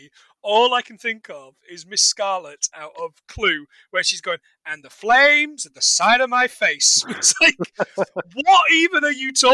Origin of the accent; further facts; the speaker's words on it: England, United Kingdom; I'm English